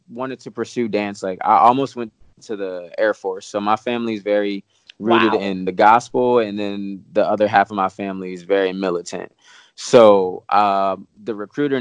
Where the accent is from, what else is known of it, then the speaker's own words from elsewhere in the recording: Williamsport, Pennsylvania, United States; moved away; I'm from Williamsport, Pennsylvania.